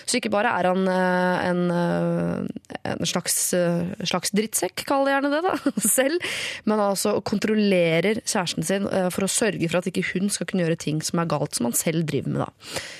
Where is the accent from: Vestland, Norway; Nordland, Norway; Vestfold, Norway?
Vestland, Norway; Bergen; Jeg, jeg er bergenser